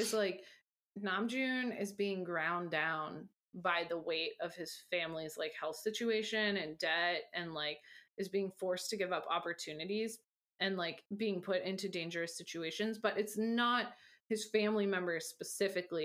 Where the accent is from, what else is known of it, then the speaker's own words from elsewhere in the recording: United States; I as an American